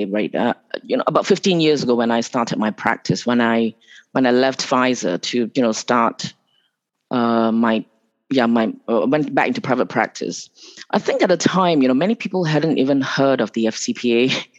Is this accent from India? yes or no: no; Malaysia; moved away; also born or lived in Singapore / Hong Kong; I was actually born in Malaysia.